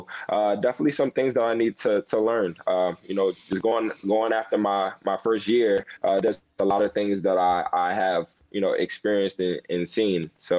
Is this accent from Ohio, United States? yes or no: no; Louisiana, United States; a lot of us from LSU, we're from Louisiana or from New Orleans